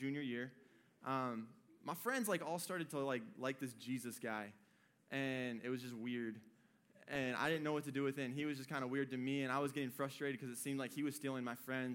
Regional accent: Michigan, United States; moved away as an adult; I was born and bred in Michigan. I lived up there for 18 years.

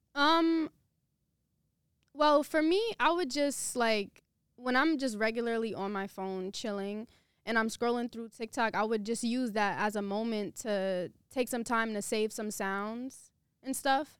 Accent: New York City, New York, United States; also born or lived in Queens; I'm from Brooklyn.

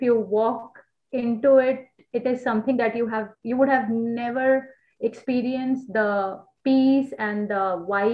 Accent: New Delhi, Delhi, India; moved away as an adult; now in Osaka, Japan; We are from New Delhi

